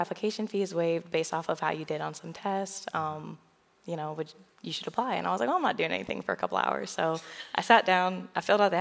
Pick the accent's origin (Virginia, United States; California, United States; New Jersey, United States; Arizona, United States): Virginia, United States; Williamsburg; moved away as an adult; also born or lived in Kentucky; now in Murray, United States; I grew up in Williamsburg, Virginia, which is about 13 hours away from here